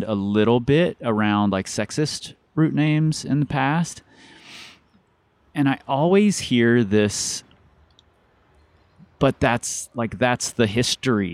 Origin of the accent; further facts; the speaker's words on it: Cincinnati, Ohio, United States; growing up in Cincinnati